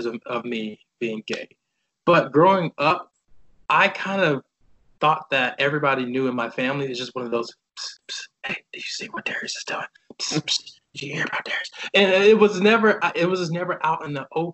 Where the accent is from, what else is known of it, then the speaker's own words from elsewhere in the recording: Decatur, Georgia, United States; moved away as an adult; also born or lived in Hanford, California; now in San Francisco Bay Area, United States; growing up for me in Georgia, I was a kind of shy kid